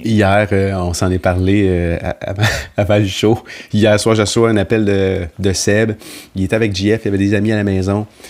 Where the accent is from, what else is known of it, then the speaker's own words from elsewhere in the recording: Sainte-Agnès-de-Bellecombe, Quebec, Canada; je viens de Sainte-Agnès-de-Bellecombe